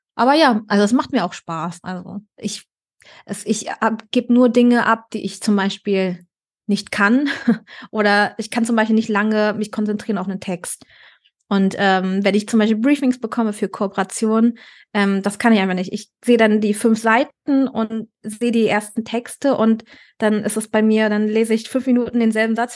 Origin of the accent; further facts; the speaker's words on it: Berlin, Germany; moved away as an adult; now in Cologne, Germany; Ich bin ja Berlinerin gebürtig